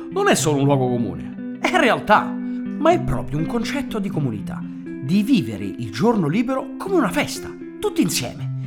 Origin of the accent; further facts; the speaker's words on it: San Francisco, California, United States; born there; basta sentirmi parlare per capire che sono nato a San Francisco, of course. Can't you hear it? Anche se tutti pensano che io sia venuto al mondo nel cuore della romanità, in realtà sono nato sull'Oceano Pacifico.